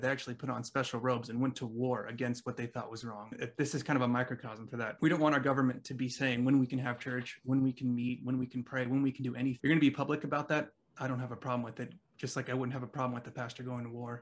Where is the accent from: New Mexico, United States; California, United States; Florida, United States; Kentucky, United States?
California, United States; I'm from California